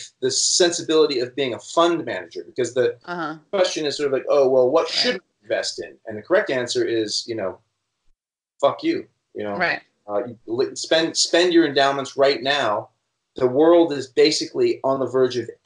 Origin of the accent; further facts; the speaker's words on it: Vermont, United States; I'm from Vermont